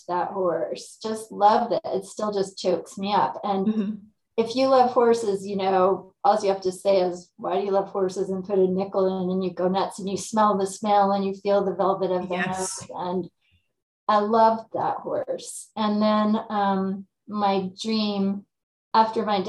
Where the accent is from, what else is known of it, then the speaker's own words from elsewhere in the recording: California implied, United States; moved away as an adult; also born or lived in Davis, California; now in Lake County, California, United States; moved back to my hometown, which is rural